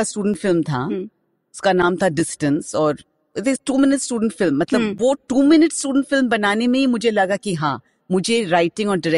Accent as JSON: {"language": "Hindi", "region": "West Bengal", "country": "India", "first_language": "Bengali", "second_language": "Hindi", "said": "मैं पहले आपको ये बताना चाहती हूँ कि मैं बंगाली हूँ तो मेरा हिंदी बहुत बुरी है"}